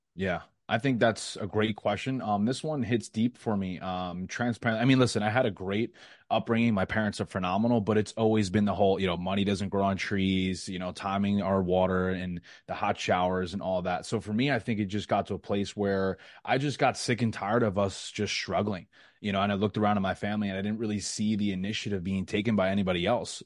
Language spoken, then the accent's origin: English; New York, United States; moved away as an adult; now in Florida, United States; I was born and raised in New York, like I said, I'm twenty-seven, I spent twenty-five years there.